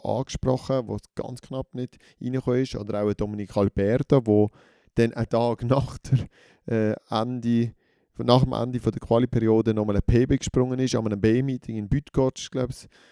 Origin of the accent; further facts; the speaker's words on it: Switzerland; uns Schweizerinnen und Schweizer